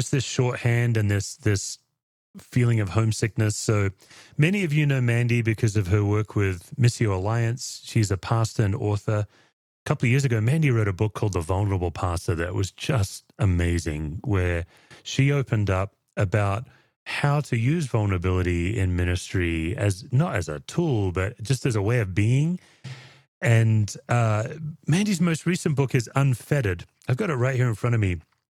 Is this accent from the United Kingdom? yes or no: no; Perth, Western Australia, Australia; moved away; obviously I'm from Perth